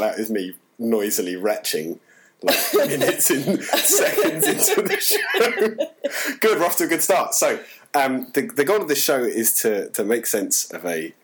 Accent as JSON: {"language": "English", "country": "United Kingdom", "said": "we're British"}